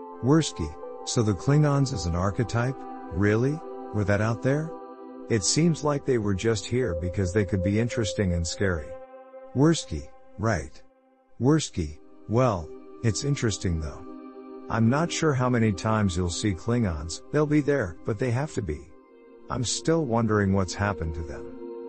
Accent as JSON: {"language": "English", "region": "Indiana", "country": "United States", "said": "I'm from Indiana and they teach me where to look."}